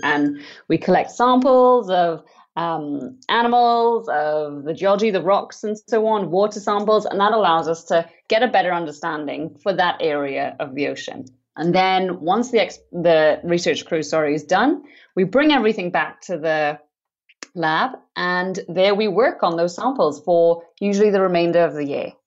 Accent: Trinidad & Tobago; I grew up in the Caribbean on the island on the islands of Trinidad and Tobago

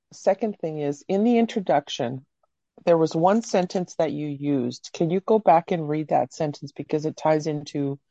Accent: Canada; also born or lived in Croatia; I was born in Croatia, but I came to Canada when I was six

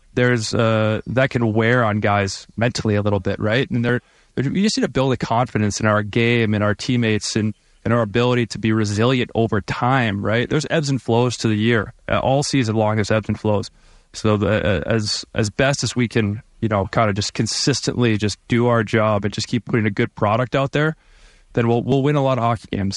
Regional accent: Michigan, United States; now in Vancouver, Canada; I'm from Michigan

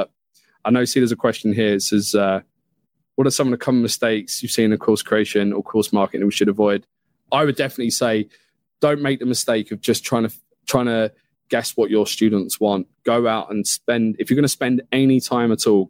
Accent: United Kingdom; being a Brit here

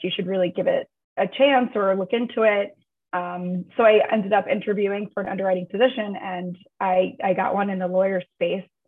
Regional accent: Long Beach, New York, United States; moved away as an adult; also born or lived in Manhattan, New York; now in San Francisco, United States; I grew up in New York. Um, grew up in Long Beach on Long Island

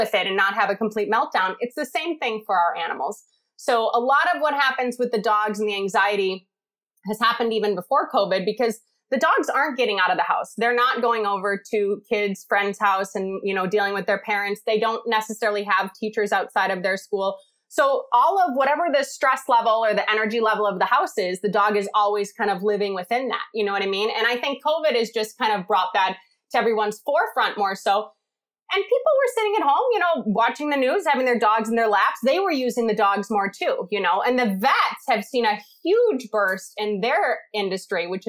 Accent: Chicago, Illinois, United States; now in New England, United States; I'm from the Midwest

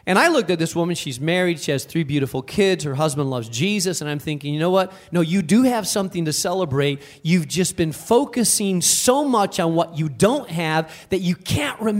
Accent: Spain; moved away; I was raised in Spain

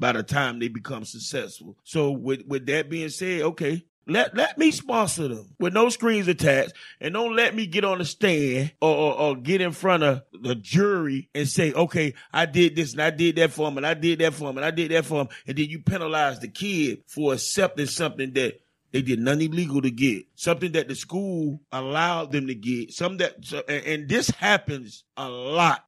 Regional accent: Miami, Florida, United States; Growing up in Miami

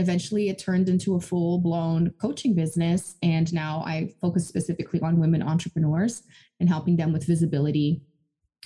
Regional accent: Brazil; English is a second language; moved away; I'm originally from Brazil, born and raised.

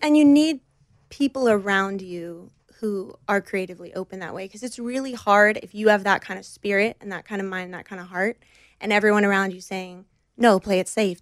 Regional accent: United States; I grew up just outside of New York City in the Northeast

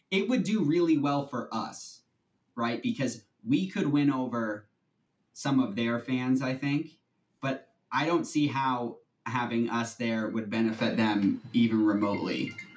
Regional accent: outside of Boston, Massachusetts, United States; I, am right outside of Boston

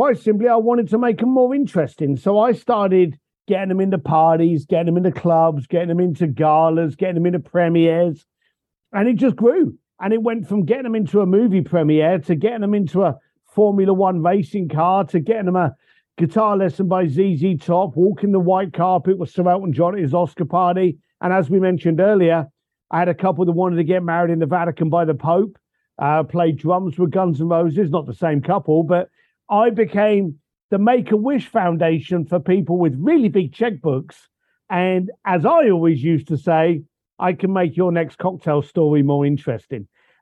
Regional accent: London, United Kingdom; I was born a bricklayer in London.

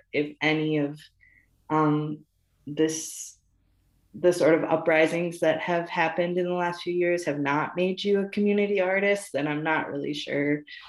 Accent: Watertown, Wisconsin, United States; now in Milwaukee, United States; the family and friends that I grew up with in Watertown

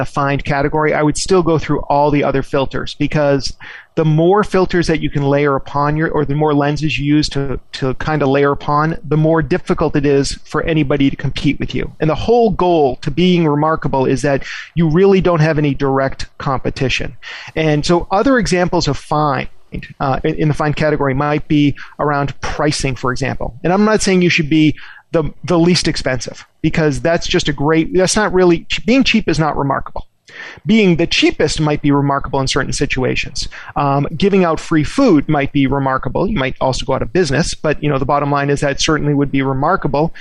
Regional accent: Boston, Massachusetts, United States; I grew up in the Boston area

